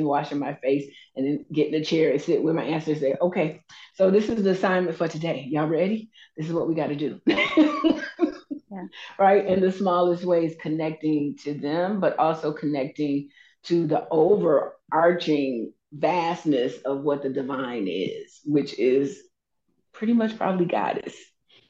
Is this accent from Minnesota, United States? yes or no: no; Anniston, Alabama, United States; moved away; also born or lived in Georgia; I am from Anniston, Alabama, a little bitty town, probably like 2 hours away from Atlanta, and then probably 2 hours, maybe 1.5 hours away from Birmingham. I grew up there. I was born there, but didn't live there all my time